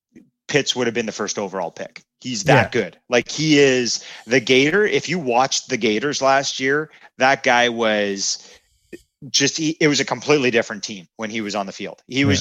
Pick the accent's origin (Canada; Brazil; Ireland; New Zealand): Canada; And I know we're hockey centric. We're Canadian boys. We love it.